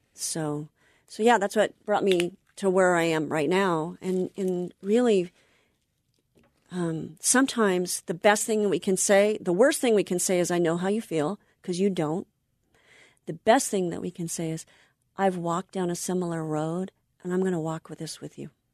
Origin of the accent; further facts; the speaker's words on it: Anaheim, California, United States; now in North San Diego County, United States; I grew up in Anaheim